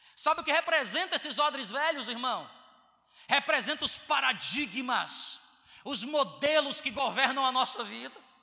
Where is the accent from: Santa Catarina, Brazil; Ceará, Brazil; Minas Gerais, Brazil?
Ceará, Brazil; moved away as an adult; Que eu sou do Ceará